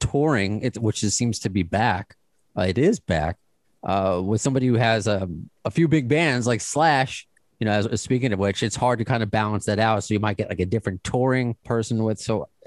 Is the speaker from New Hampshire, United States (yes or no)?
no; New York, United States; As a New Yorker